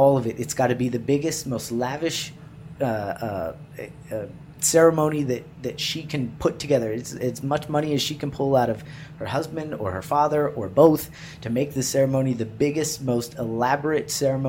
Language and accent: English; Waco, Texas, United States; moved away; I'm from Waco